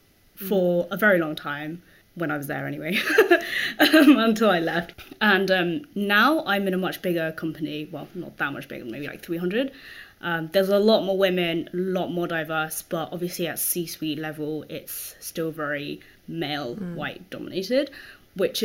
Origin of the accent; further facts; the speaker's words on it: London, United Kingdom; also born or lived in Bath; I grew up in like Wembley, so like Wembley Stadium.